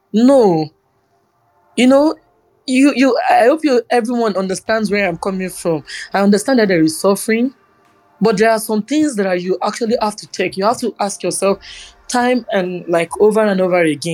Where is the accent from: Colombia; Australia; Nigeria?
Nigeria; as a Nigerian